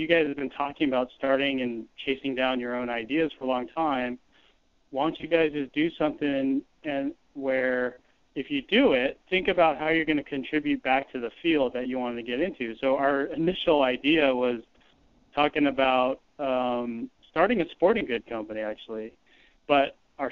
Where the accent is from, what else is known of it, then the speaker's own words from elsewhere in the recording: Silicon Valley, California, United States; we grew up here in California in, you know, the Silicon Valley.